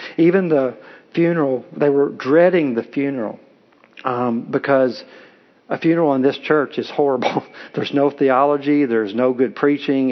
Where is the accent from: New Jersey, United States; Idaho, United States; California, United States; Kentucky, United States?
Kentucky, United States; I'm from Kentucky, and I get accused of being from Tennessee, but I'm from Kentucky. We get married young there